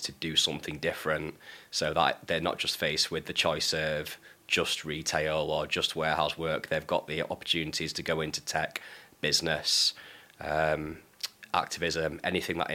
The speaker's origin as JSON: {"language": "English", "town": "Manchester", "region": "North West England", "country": "United Kingdom", "tie": "born or raised there", "said": "I grew up in Blakely in North Manchester, which is a pretty deprived area"}